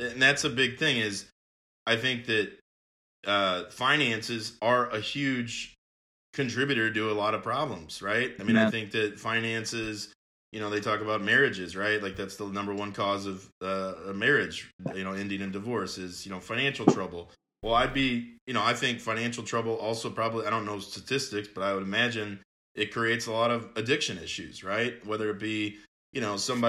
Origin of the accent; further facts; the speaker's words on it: Belleville, Illinois, United States; I am from Belleville